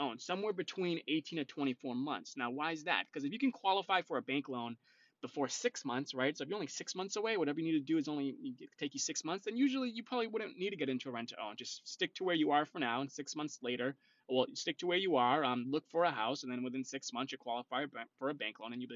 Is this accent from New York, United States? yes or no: no; North Shore, Massachusetts, United States; I am originally from the North Shore, so I do help people out on the North Shore as well